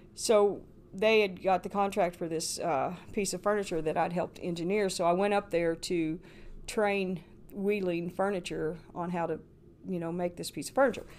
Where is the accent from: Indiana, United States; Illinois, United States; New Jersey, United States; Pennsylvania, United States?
Indiana, United States; Paoli; moved away as an adult; Paoli, Indiana. Uh, I lived there all my life, born there, and went to school there